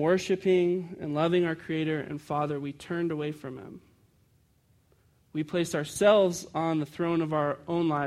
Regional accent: Chicago, Illinois, United States; I grew up in Chicago, and we got a day off in March because we celebrated Casimir Pulaski

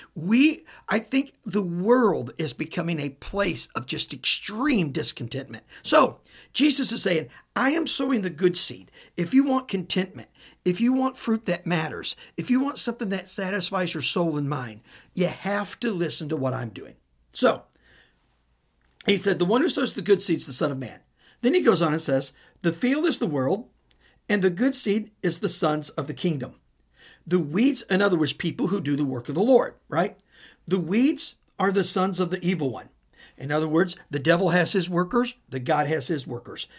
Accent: Midwest, United States; I'm from the Midwest

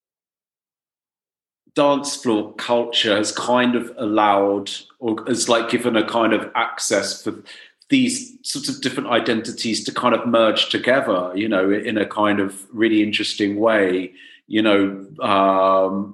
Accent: Middlesex, London, United Kingdom; also born or lived in Dorset; I'm from Dorset, but I went to school in Middlesex

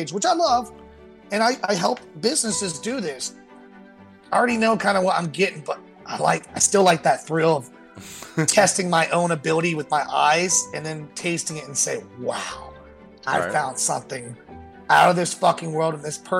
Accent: New Orleans, Louisiana, United States; growing up in New Orleans

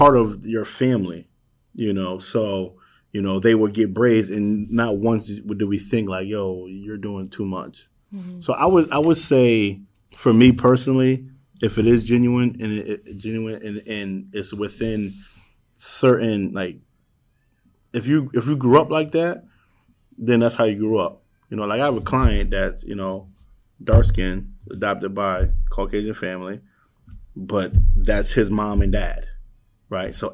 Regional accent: Danbury, Connecticut, United States; I grew up in Danbury at a place called High Ridge.

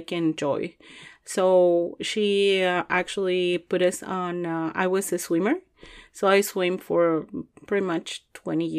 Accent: Chihuahua, Mexico; moved away as an adult; also born or lived in Juarez, Mexico; now in Louisville, United States; I am from Mexico, and specifically from Chihuahua. I was raised there in Chihuahua, Chihuahua.

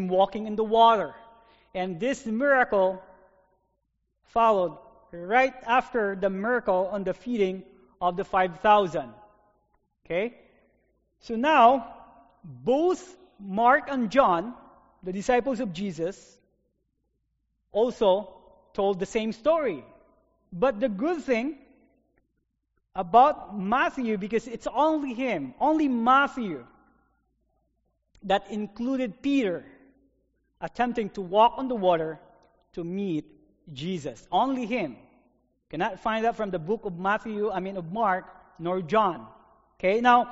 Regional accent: Philippines; now in North Dakota, United States; I have experienced lots of storms in my life growing up in the Philippines

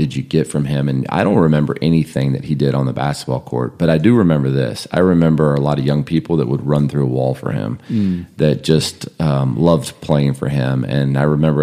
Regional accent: Burbank, California, United States; now in Atlanta, United States; I grew up in California, just outside Los Angeles in Burbank

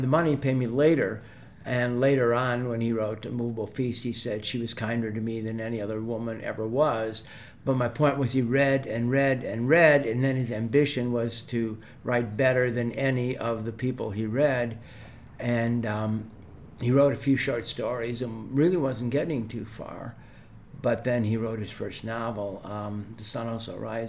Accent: Oak Park, Illinois, United States; I'm from Oak Park

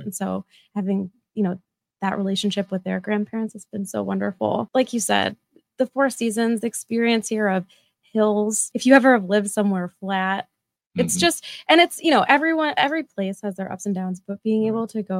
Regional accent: Central New York, United States; born or raised there; also born or lived in Chicago

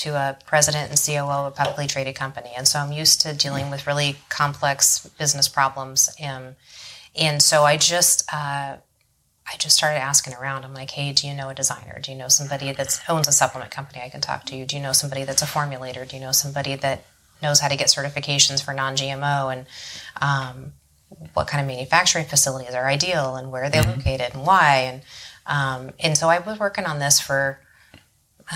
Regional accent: Paradise Valley, Arizona, United States; Born and raised, and then third generation, actually

